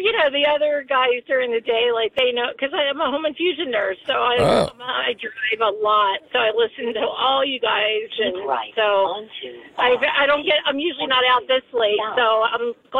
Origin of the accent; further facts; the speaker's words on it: Scotland, United Kingdom; now in United States; I was born in Scotland.